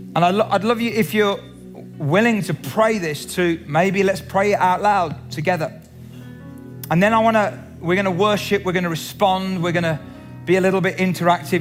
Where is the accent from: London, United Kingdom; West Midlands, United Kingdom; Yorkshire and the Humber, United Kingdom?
West Midlands, United Kingdom; Cradley Heath; I was brought up in the Salvation Army in the Black Country in Cradley Heath